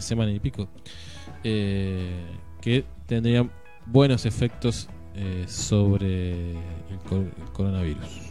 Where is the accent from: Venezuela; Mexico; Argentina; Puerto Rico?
Argentina